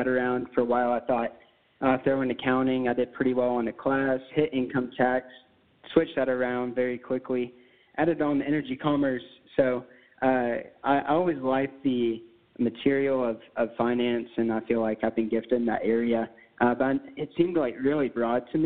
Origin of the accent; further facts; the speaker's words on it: Lubbock, Texas, United States; I was born and raised here in Lubbock, Texas.